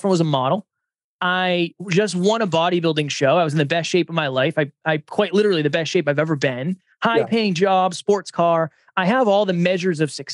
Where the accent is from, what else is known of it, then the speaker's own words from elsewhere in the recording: Massachusetts, United States; moved away as an adult; now in New Hampshire, United States; I was born and raised in Massachusetts